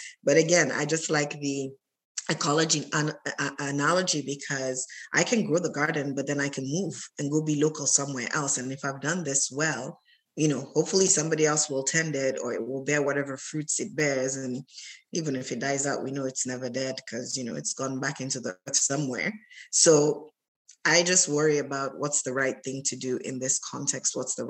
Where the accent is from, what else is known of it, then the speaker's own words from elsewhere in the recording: Sierra Leone; also born or lived in Germany / Canada / United States; I was born in Germany. I grew up in Sierra Leone in West Africa. And then I've lived in Canada the longest part of my life. And I've gone to school in the US.